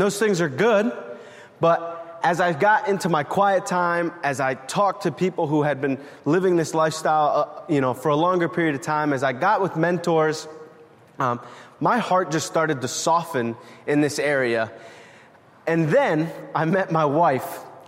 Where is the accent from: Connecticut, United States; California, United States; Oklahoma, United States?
Connecticut, United States; New Haven; born there; this is the place I was born. I was born in New Haven.